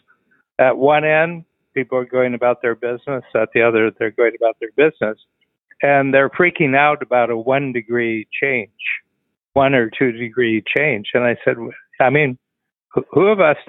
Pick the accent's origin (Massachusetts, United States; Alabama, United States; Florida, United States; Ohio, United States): Ohio, United States; Cleveland; moved away; I'm from Cleveland originally